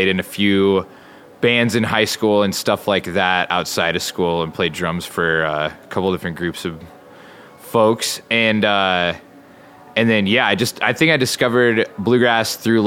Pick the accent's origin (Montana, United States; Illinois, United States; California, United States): Montana, United States; Joliet; also born or lived in Wyoming / Bozeman, Montana; I grew up in Joliet, Montana